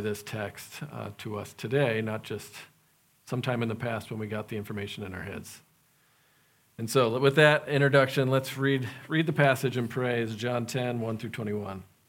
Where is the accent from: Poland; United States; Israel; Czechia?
United States; also born or lived in Madagascar; being American